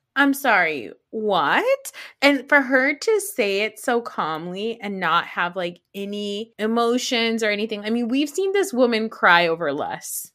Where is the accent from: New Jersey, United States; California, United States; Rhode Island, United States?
New Jersey, United States; I'm not even Italian. I'm just from New Jersey